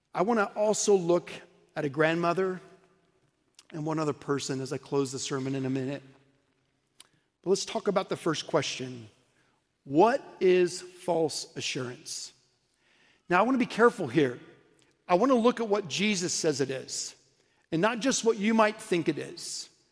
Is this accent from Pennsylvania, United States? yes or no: no; Oklahoma City, Oklahoma, United States; also born or lived in St. Louis; now in Dallas, United States; I grew up in Oklahoma City